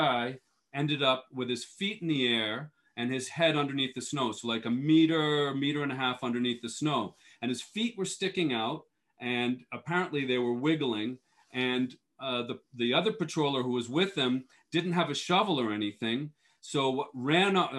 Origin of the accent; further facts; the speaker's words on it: Boston, Massachusetts, United States; moved away as an adult; also born or lived in Europe; I grew up skiing and racing in New England. I'm from the Boston area originally